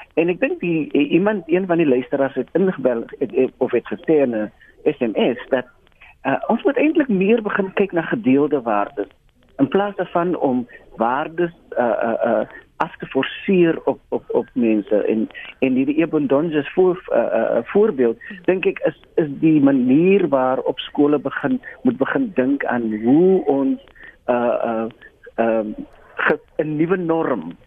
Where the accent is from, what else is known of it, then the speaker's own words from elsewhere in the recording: South Africa; as Suid-Afrikaners, as mense wat dan glo in die nuwe Suid-Afrika